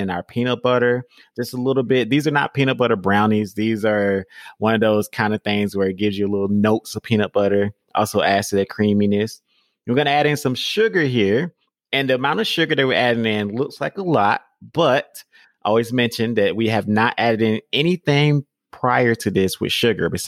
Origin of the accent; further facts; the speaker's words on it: Georgia, United States; I'm from Georgia. So we say pecans